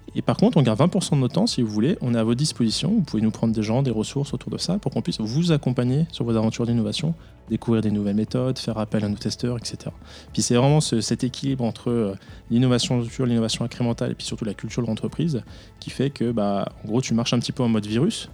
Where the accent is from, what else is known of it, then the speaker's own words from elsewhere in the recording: France; moved away as an adult; now in Switzerland; je suis français